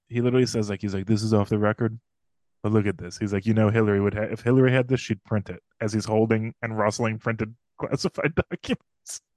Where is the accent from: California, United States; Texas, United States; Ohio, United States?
Ohio, United States; Cleveland; moved away as an adult; now in New York, United States; I'm still a, a Clevelander